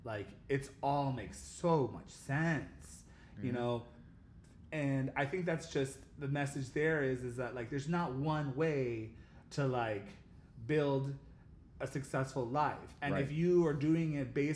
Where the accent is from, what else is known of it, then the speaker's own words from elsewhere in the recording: Miami, Florida, United States; I grew up in Miami, Florida